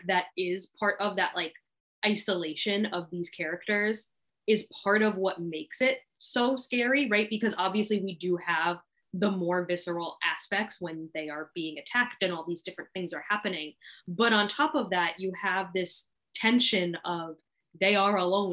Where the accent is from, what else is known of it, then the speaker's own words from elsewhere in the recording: Long Island, New York, United States; now in Sarasota, United States; I grew up on Long Island